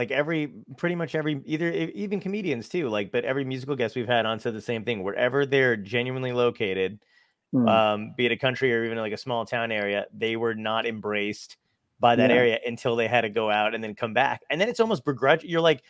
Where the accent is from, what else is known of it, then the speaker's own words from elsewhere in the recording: New Jersey, United States; moved away; also born or lived in Los Angeles; I grew up in New Jersey